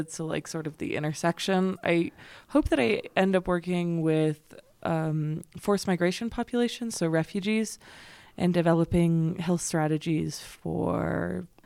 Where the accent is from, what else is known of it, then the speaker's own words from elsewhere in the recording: Las Vegas, New Mexico, United States; moved away as an adult; now in Paris, France; I am just from Las Vegas, New Mexico